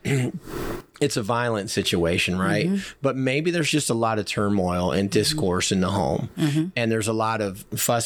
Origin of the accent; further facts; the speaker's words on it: the North, United States; now in Alabama, United States; I'm from the North